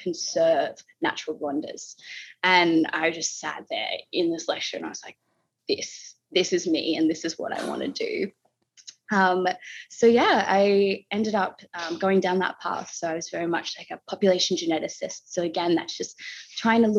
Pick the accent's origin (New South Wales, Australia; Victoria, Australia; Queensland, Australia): Victoria, Australia; I grew up down in Victoria in Australia, in a temperate kind of forest area